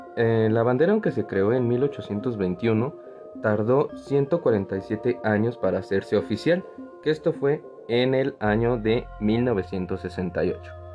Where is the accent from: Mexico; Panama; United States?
Mexico; todos como mexicanos